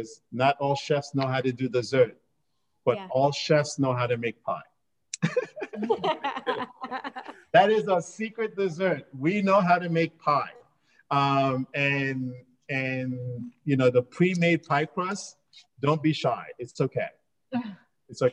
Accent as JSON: {"language": "English", "region": "New York", "country": "United States", "tie": "born or raised there", "said": "I grew up in New York."}